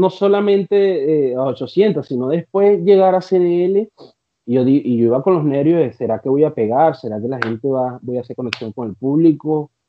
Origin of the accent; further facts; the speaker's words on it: Venezuela; now in Chile; ver, ver, ver, mi bandera, ver, ver gente que a pesar que no eran, eh, no los conocía, pero estaban ahí siendo